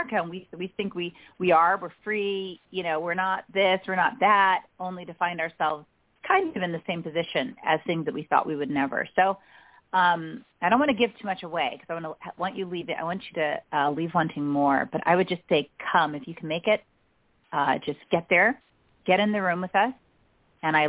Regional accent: Nigeria; moved away; also born or lived in United States; I was born in the States but raised in Nigeria

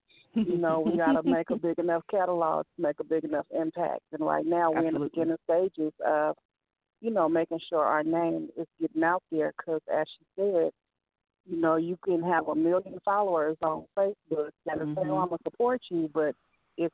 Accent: Midwest, United States; now in California, United States; I'm from the Midwest, but I'm here in California now.

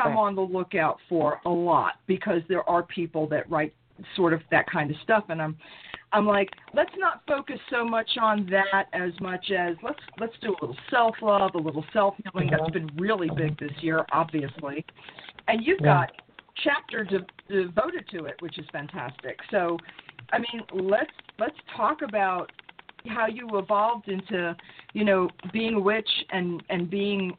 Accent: New York City, New York, United States; also born or lived in Brooklyn / Long Island; I was born in Brooklyn. I was raised in Queens.

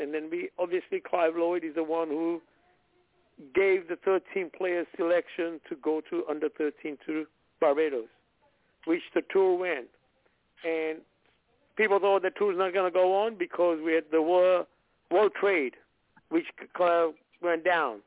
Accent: India; now in United States; being an Indian

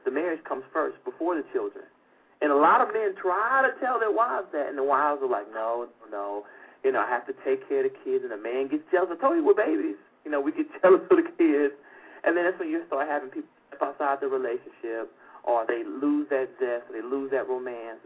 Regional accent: Atlanta, Georgia, United States; that's my hometown, Atlanta, Georgia

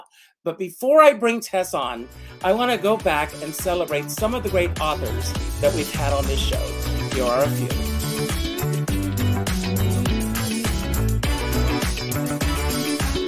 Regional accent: Conway, South Carolina, United States; growing up in Conway, South Carolina

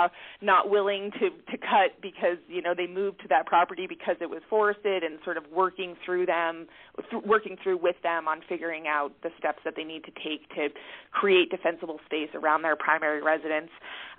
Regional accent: Northeast, United States; Like I mentioned, I come from the Northeast, and I have worked as a consulting forester with loggers up in that region. And so moving to Colorado

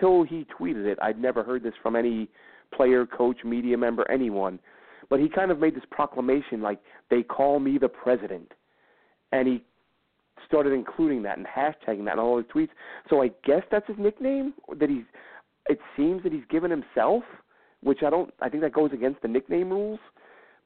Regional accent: New York, United States; now in England; I'm from New York, but my kids now, they're both born in England

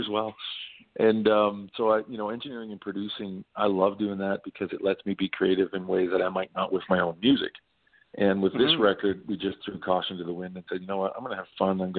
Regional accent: Nova Scotia, Canada; a singer-songwriter, born and raised in Nova Scotia, I grew up on all sorts of music

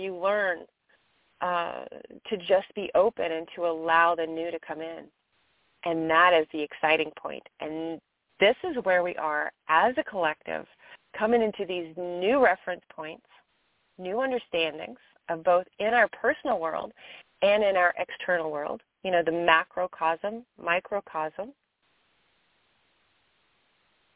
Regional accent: Kentucky, United States; moved away; I'm in my home state of Kentucky

